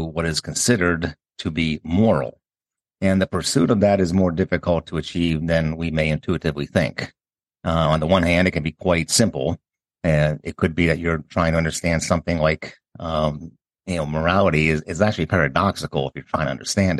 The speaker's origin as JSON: {"language": "English", "region": "Pennsylvania", "country": "United States", "tie": "born or raised there", "moved": "yes", "said": "growing up in Pennsylvania"}